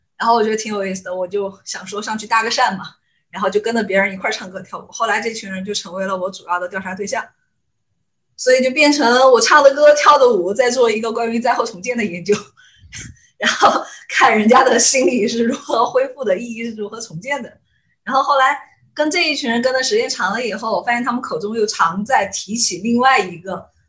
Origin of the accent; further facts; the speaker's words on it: Mianyang, Sichuan, China; 因为我是绵阳人嘛